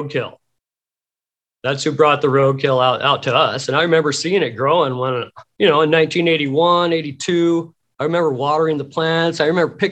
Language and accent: English; Pacific Northwest, United States; I grew up in the Pacific Northwest